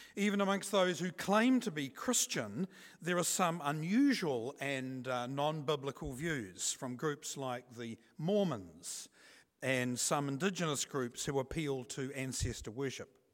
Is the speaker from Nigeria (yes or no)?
no; New Zealand; here in New Zealand